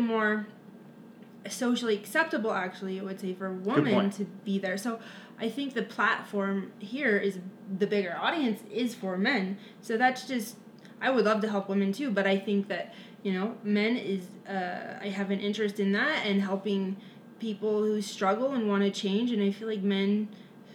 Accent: Lakewood, Colorado, United States; also born or lived in Fort Collins, Colorado; I'm from Lakewood, Colorado, now currently living back in Lakewood

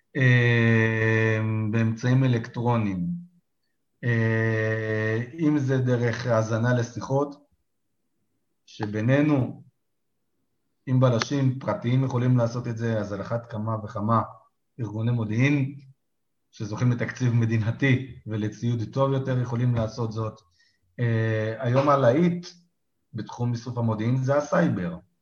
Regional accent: Israel; בתור ישראלים

